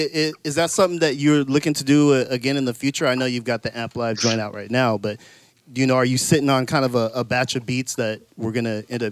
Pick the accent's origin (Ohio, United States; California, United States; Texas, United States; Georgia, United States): California, United States; San Jose; we're from San Jose